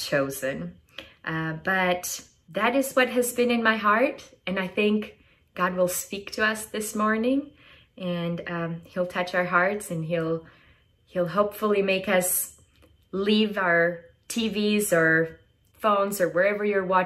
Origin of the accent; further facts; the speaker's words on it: Albania; moved away as an adult; also born or lived in Oregon; I am originally from Albania, Europe. It's a small country right in the middle of Greece and Italy. And I grew up, I was born and raised there